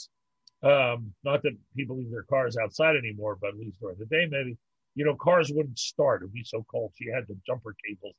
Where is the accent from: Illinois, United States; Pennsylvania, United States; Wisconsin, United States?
Pennsylvania, United States; Pittsburgh; moved away as an adult; also born or lived in New York; now in Montreal, Canada; I grew up in Pittsburgh